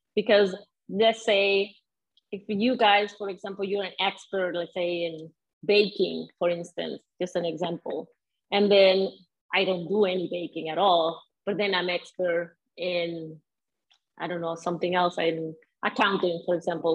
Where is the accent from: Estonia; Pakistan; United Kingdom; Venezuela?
Venezuela; English is a second language; moved away as an adult; also born or lived in Edmonton, Canada / Calgary, Canada / Winnipeg, Canada; now in Sudbury, Canada; I grew up in Venezuela